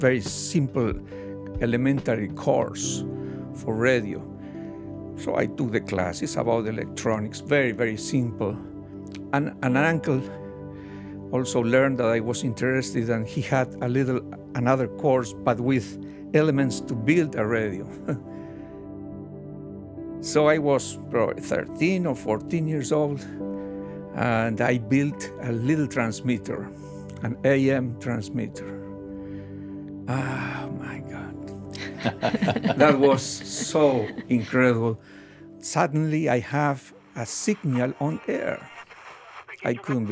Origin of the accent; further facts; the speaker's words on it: Argentina; moved away; I grew up in Argentina, and for many years when I was a child, I lived in a farm